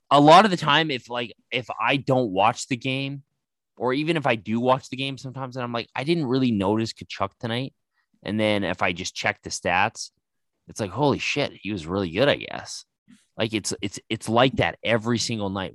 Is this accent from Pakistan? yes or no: no; Calgary, Alberta, Canada; my hometown